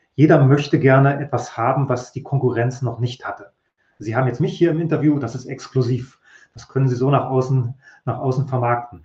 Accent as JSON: {"language": "German", "region": "East Germany", "country": "Germany", "tie": "born or raised there", "said": "Ich bin ja in der DDR ausgewachsen, aufgewachsen, wollte da auch Journalist werden"}